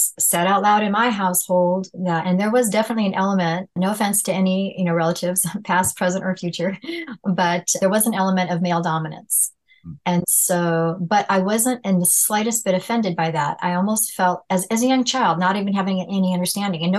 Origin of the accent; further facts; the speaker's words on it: California, United States; growing up in California